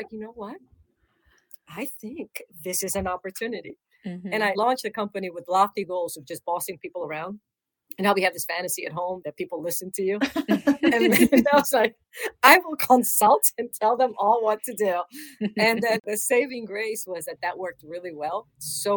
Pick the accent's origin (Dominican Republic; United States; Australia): Dominican Republic; moved away; I'm Latina. I was born in the Dominican Republic